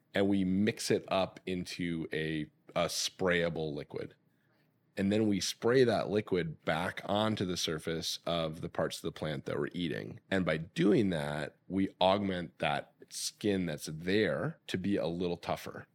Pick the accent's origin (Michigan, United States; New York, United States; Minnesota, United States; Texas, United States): Michigan, United States; now in California, United States; growing up in Michigan